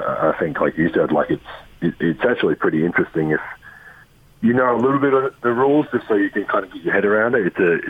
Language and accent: English; Adelaide, South Australia, Australia; moved away; So I grew up in Adelaide, where we never one of the only states in Australia that didn't have a rugby team.